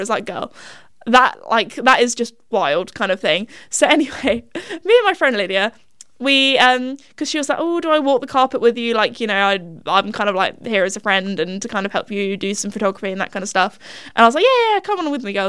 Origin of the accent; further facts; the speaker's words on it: England, United Kingdom; we're English